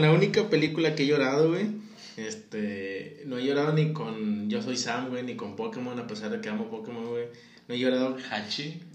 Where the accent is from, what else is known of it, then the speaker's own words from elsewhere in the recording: Mexico; Como mexicanos